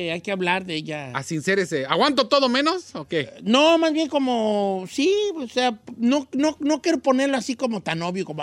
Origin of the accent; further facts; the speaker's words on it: Nayarit, Mexico; Nosotros teníamos un restaurancito en la playa, yo soy de Nayarit